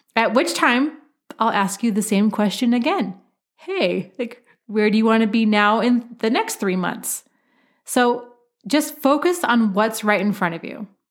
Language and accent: English; Oregon, United States; my home state of Oregon